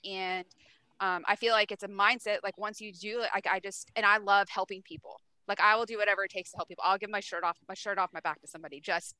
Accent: East Coast, United States; moved away; also born or lived in McKinney, Texas; I'm from the East Coast. I'm very old school. I was raised old school

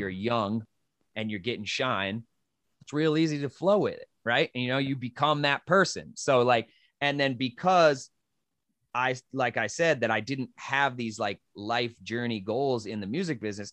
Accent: New Mexico, United States; moved away as an adult; also born or lived in Western New York / Colorado; I came from New Mexico

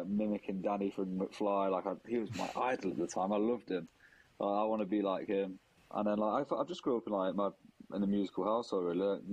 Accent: Nottingham, East Midlands, United Kingdom; now in London, United Kingdom; I'm from Nottingham, grew up in Nottingham. I live in London now.

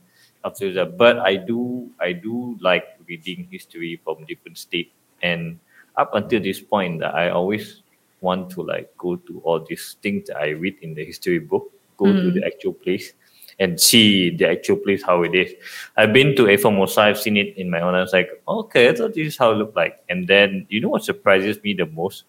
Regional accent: Sarawak, Malaysia; moved away as an adult; now in Kuala Lumpur, Malaysia; I'm from Sarawak

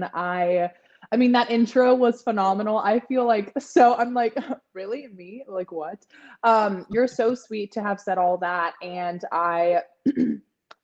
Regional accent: San Francisco Bay Area, California, United States; I was born and raised in San Francisco Bay Area in California

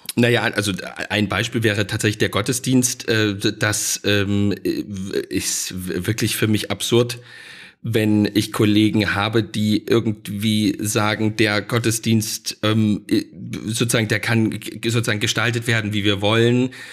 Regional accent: Saxony, Germany; da bin ich natürlich als Sachse und vielleicht so ein bisschen als Ostdeutscher

